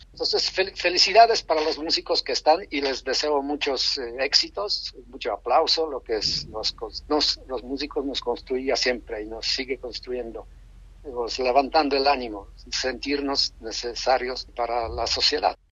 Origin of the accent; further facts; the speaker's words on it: Poland; Spanish is a second language; moved away as an adult; now in Mexico; en mi país, Polonia